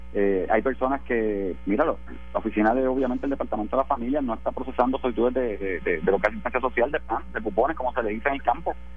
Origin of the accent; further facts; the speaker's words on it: Puerto Rico; hoy somos hermanos todos puertorriqueños